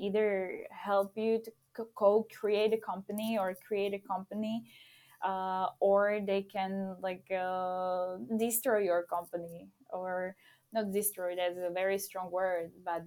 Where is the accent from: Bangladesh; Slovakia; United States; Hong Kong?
Slovakia; moved away as an adult; now in Czech Republic; I'm from Slovakia